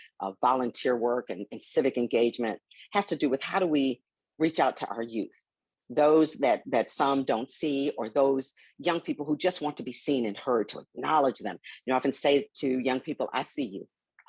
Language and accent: English; Milwaukee, Wisconsin, United States; I grew up in Milwaukee, you know, in what they call then the inner city.